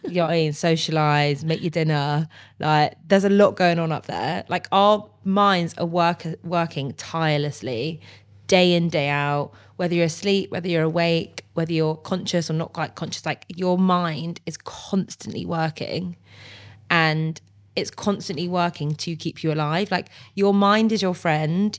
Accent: Bristol, South West England, United Kingdom; I'm from Bristol and we do love a good party

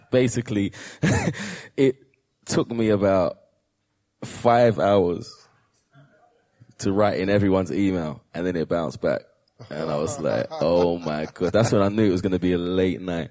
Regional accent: United Kingdom; proud to be British

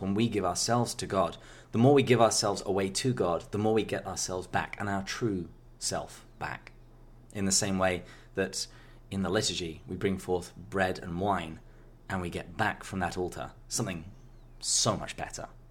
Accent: England, United Kingdom; I'm, I'm English.

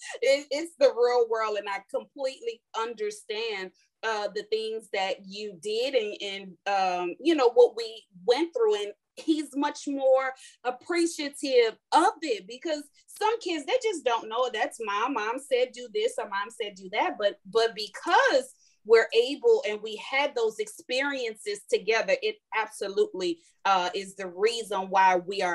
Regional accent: New Orleans, Louisiana, United States; also born or lived in California / Houston; because we're from New Orleans, we went from New Orleans to California and California to Houston

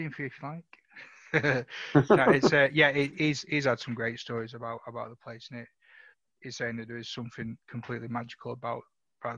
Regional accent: Salford, North West England, United Kingdom; also born or lived in Bolton; I was born in Bolton because it was a closer hospital. In Salford

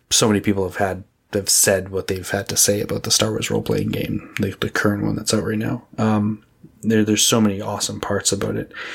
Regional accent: Edmonton, Alberta, Canada; I'm from Edmonton, Alberta, Canada.

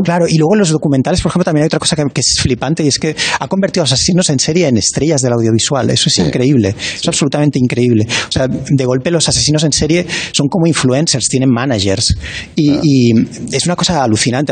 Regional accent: Barcelona, Catalonia, Spain; soy de Barcelona

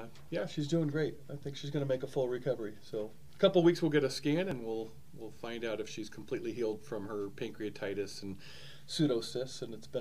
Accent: San Diego, California, United States; moved away as an adult; now in Colorado Springs, United States; I was always a left coast, born and raised in San Diego. Loved the sunshine.

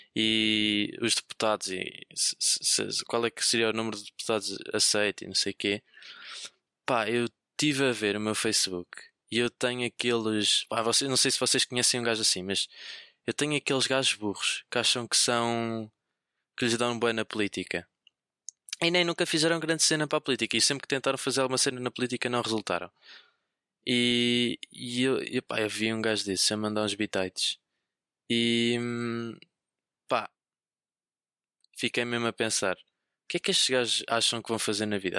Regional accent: Viseu, Centro, Portugal; moved away as an adult; now in Lisbon, Portugal; eu sou de Viseu, sou, sou de Viseu, mas apesar de estar a, apesar de estar a estudar em, em, em, Lisboa no técnico, eu sou de Viseu.

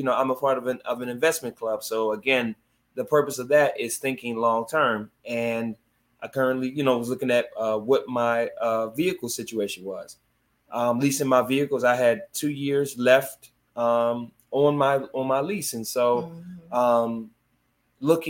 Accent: Philadelphia, Pennsylvania, United States; I grew up in Southwest Philadelphia my entire life

